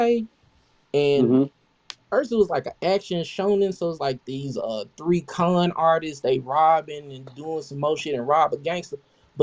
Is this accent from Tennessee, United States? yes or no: yes; Memphis, Tennessee, United States; I'm from Memphis